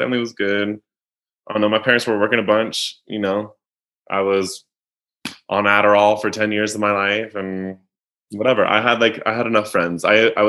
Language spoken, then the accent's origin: English; North Carolina, United States; moved away; also born or lived in New York City; I was a kid of the 90s in the South in like an emerging, historically suburban Southern city